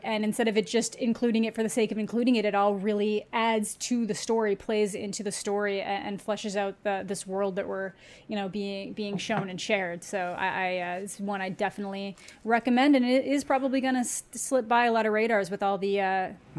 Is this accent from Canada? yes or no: yes; Canada; as a Canadian